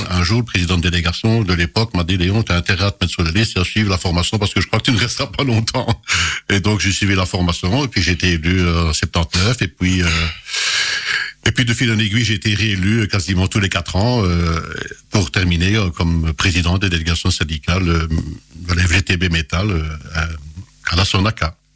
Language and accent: French; Pironchamps, Wallonia, Belgium; born there; je suis né à Pironchamp, ou euh, le petit, petit, la petite commune dont mes parents sont originaires